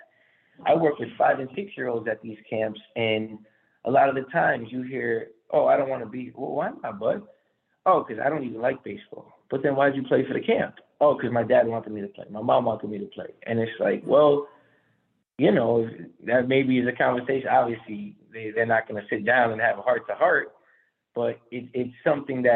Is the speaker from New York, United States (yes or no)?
yes; Long Island, Nassau County, New York, United States; born and raised in Long Island, Nassau County